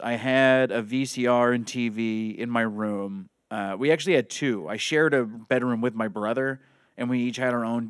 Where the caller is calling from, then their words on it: Haverhill, Massachusetts, United States; From Haverhill, Mass.